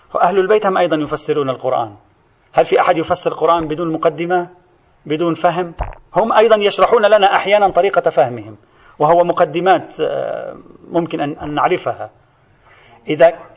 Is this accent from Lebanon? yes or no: yes; Lebanon; عندنا في لبنان